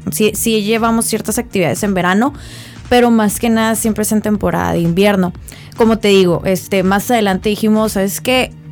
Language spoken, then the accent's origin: Spanish; Mexicali, Baja California, Mexico; orgullosa de ser cachanilla.